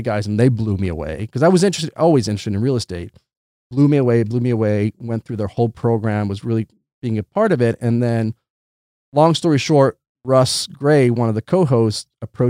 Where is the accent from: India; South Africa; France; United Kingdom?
United Kingdom; England; also born or lived in Santiago, Chile; So I was born in Santiago, Chile. And when I was 2 years old, I moved to England. And between Chile and England, I spent the first 15 and a half years of my life.